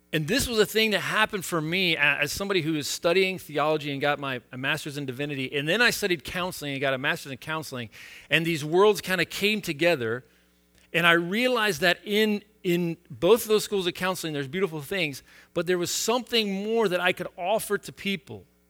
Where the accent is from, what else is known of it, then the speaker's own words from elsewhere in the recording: United States; I have lived with this exceptionalism a, as an American